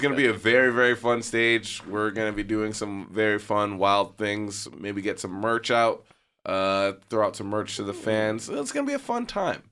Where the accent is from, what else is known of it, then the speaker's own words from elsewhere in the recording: New York, United States; now in Los Angeles, United States; I'm from New York